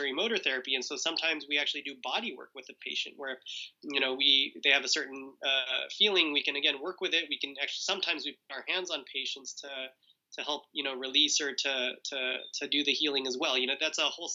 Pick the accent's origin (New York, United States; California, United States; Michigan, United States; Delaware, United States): California, United States; Southern; we were raised in Southern California in a Jehovah's Witness family